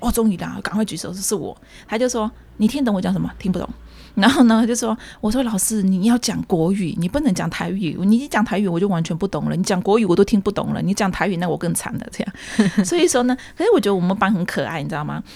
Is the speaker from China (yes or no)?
no; Shan State, Myanmar; accent: Kokang; moved away as an adult; also born or lived in Yunnan (ancestry); now in Taipei, Taiwan; 我是华侨，我缅甸出生，来台湾念大学这样